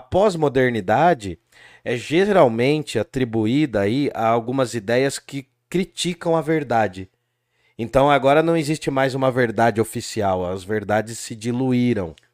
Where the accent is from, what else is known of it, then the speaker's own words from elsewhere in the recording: Brazil; a gente é brasileiro